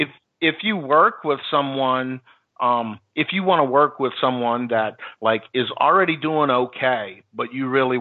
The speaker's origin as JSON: {"language": "English", "town": "New Orleans", "region": "Louisiana", "country": "United States", "tie": "born or raised there", "said": "I grew up in New Orleans"}